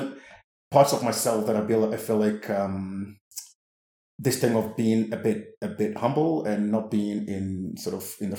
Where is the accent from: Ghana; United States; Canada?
Ghana; I grew up in Ghana.